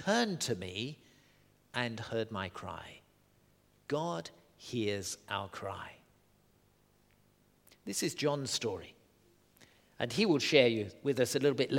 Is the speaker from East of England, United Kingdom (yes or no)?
yes; Southend-on-Sea, East of England, United Kingdom; I grew up in Southend-on-Sea, the estuary of the Thames